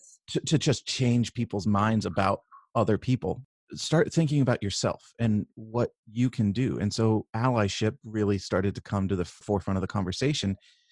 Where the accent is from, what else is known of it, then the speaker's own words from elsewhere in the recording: California, United States; And I grew up in Northern California with, you know, kind of a liberal outlook from my parents